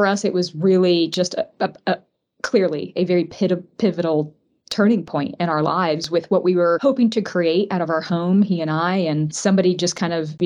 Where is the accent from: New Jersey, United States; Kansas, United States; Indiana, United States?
Indiana, United States; Indianapolis; moved away as an adult; now in Atlanta, United States; We're actually both from Indianapolis, Indiana, originally, and moved to Atlanta in late 2004.